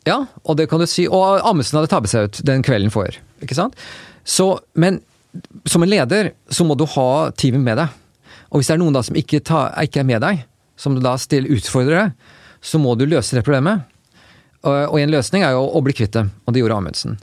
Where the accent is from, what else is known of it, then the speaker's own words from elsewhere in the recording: Oslo, Norway; moved away as an adult; now in United States; Jeg vokste jo opp eh, her i Oslo